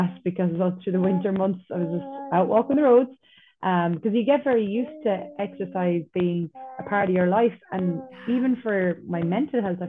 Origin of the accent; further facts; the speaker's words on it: North Kerry, Munster, Ireland; I'm from North Kerry